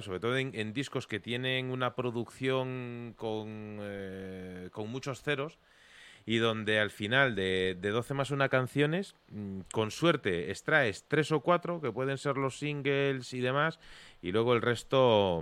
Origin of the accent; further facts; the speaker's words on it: Vigo, Galicia, Spain; mi tierra, de la zona sur de, de Galicia, de, Vigo